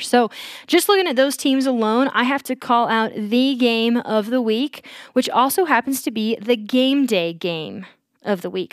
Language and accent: English; Georgia, United States; I, growing up in Georgia